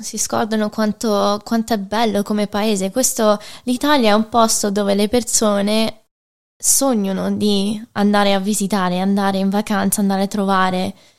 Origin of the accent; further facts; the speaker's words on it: Michigan, United States; moved away as an adult; now in Rome, Italy; ero nata e cresciuta negli Stati Uniti